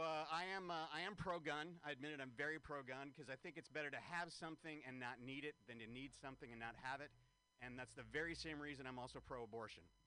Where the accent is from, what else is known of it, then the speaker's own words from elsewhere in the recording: San Francisco, California, United States; San Francisco, this is my hometown.